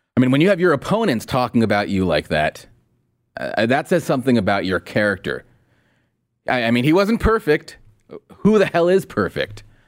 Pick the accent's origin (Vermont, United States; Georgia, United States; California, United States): California, United States; Los Angeles; as an L A kid